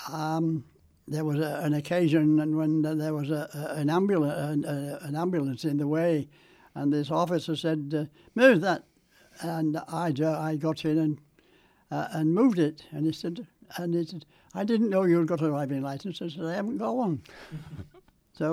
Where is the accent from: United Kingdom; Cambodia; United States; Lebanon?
United Kingdom; Morley, Yorkshire and the Humber; I grew up in Morley